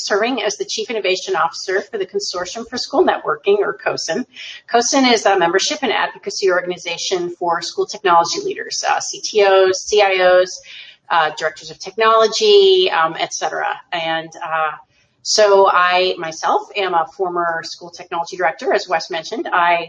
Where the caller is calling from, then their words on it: Alexandria, Virginia, United States; I'm connecting from Alexandria, Virginia, just outside of Washington, D.C.